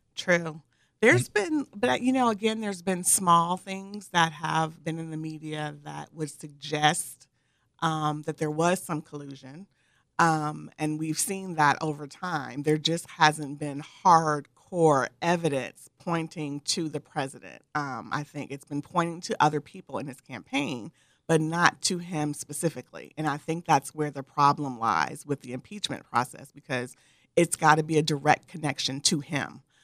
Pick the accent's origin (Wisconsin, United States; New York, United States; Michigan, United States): Michigan, United States; moved away as an adult; also born or lived in Northern California; now in San Diego, United States; I grew up originally in Michigan, where there was humidity beyond belief.